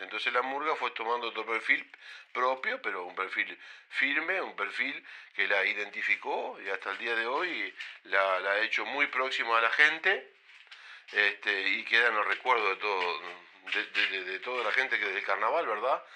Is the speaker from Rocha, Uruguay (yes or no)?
yes; Rocha, Uruguay; also born or lived in Montevideo; en esa familia, donde nací hace cincuenta y siete años